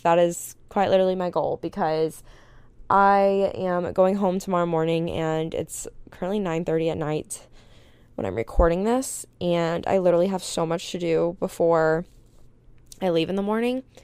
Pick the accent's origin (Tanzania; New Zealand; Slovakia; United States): United States; Panama City Beach, Florida; moved away as an adult; also born or lived in Tuscaloosa / Houston; growing up in Panama City Beach, which is just, like, a tourist town